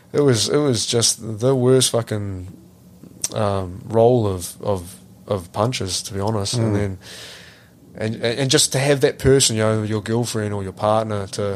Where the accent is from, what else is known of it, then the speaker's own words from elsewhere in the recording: New Zealand; It's really hard as a Kiwi male to talk about it.